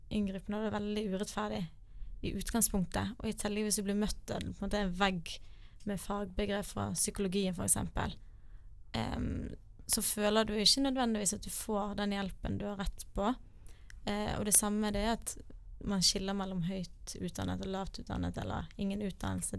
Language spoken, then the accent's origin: Norwegian; Bergen, Vestland, Norway; Jeg er fra Bergen